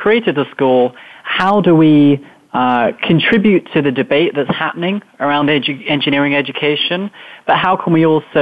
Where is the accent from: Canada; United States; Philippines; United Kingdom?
United Kingdom; moved away; as you might tell from my accent, I grew up in England, just outside London